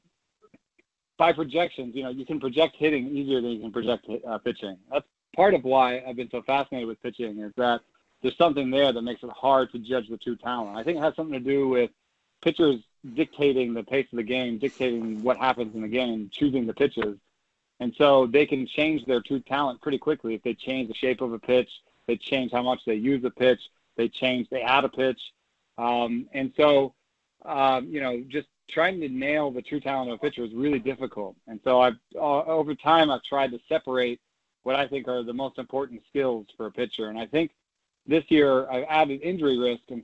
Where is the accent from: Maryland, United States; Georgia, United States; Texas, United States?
Georgia, United States; Atlanta; because I grew up in Atlanta